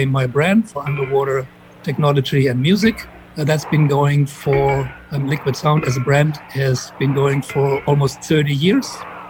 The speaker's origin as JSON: {"language": "English", "town": "Frankfurt", "region": "Hesse", "country": "Germany", "tie": "born or raised there", "said": "Frankfurt, which was my hometown."}